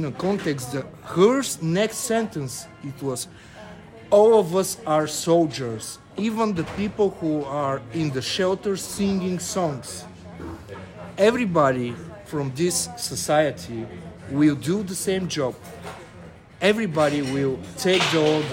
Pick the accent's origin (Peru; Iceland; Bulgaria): Bulgaria; Varna, Varna Province; I'm from Varna, it's the biggest coastal city in Bulgaria.